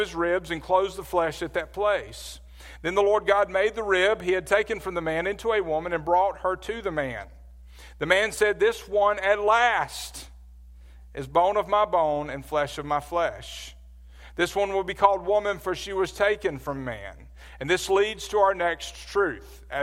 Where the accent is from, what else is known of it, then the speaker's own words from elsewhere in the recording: Birmingham, Alabama, United States; I grew up in Birmingham, Alabama.